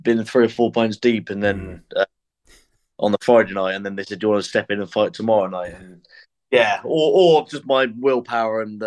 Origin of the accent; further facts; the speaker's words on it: Forest of Dean, South West England, United Kingdom; now in Bristol, United Kingdom; I'm from the Forest of Dean, but I reside in Bristol.